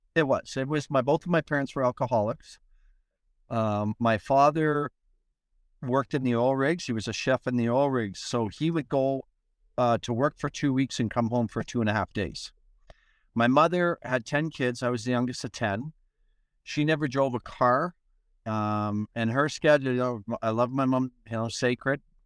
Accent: Edmonton, Alberta, Canada; moved away; I was in Edmonton, my hometown

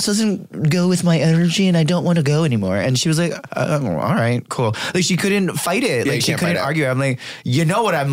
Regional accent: Hawaii, United States; moved away; being Hawaiian

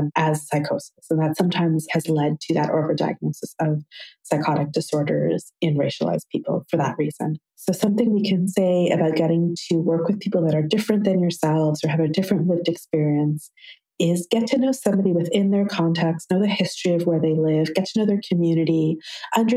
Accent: Toronto, Ontario, Canada; I'm from Toronto. I work in Toronto

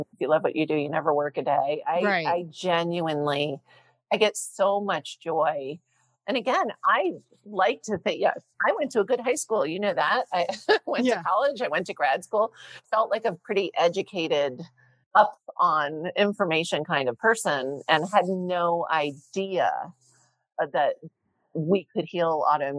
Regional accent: New Jersey, United States; I grew up in Jersey.

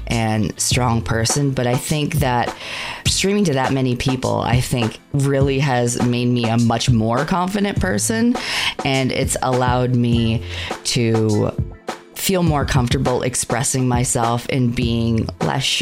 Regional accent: Canada; I am a Canadian VTuber

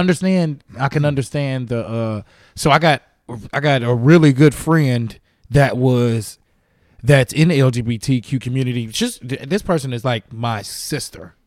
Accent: Gary, Indiana, United States; moved away as an adult; also born or lived in Muncie, Indiana; now in California, United States; I'm from Gary, Indiana, but I started in Muncie, Indiana

